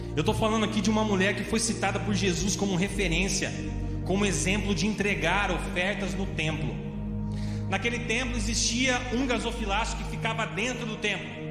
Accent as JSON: {"language": "Portuguese", "town": "Piracicaba", "region": "São Paulo", "country": "Brazil", "tie": "born or raised there", "also_born_or_lived": "Avaré", "moved": "as an adult", "said": "quando eu saí de Piracicaba"}